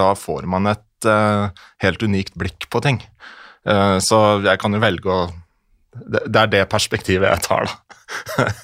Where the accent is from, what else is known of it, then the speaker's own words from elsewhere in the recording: Møre og Romsdal, Norway; jeg er jo fra Romsdal